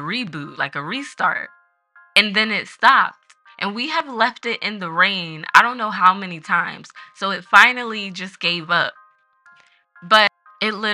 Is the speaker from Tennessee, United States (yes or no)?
no; Philadelphia, Pennsylvania, United States; That's my hometown